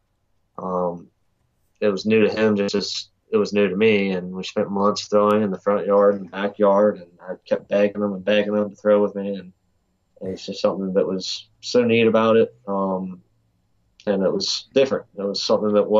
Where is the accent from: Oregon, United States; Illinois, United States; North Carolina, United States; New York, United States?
North Carolina, United States; Eastern; coming from Eastern North Carolina